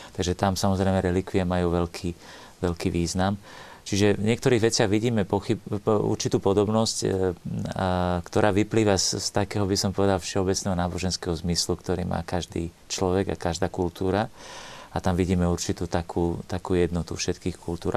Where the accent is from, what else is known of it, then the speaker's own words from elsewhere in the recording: Slovakia; also born or lived in Italy; My sme Slováci, povedzme, v Strednej Európe